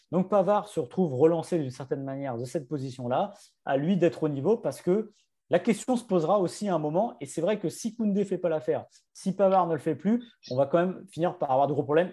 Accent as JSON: {"language": "French", "country": "France", "said": "parce qu'on est français"}